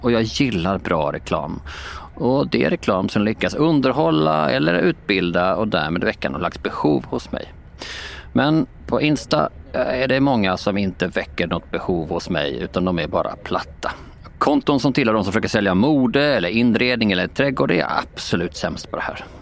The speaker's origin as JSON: {"language": "Swedish", "town": "Båstad", "region": "Skåne", "country": "Sweden", "tie": "born or raised there", "said": "Jag är uppvuxen i och utanför Båstad"}